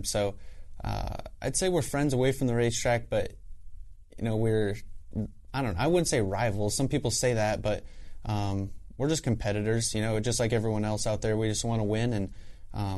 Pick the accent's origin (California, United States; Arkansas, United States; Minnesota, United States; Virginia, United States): California, United States; Southern; moved away; we're from Southern California originally also, so kind of grew up around each other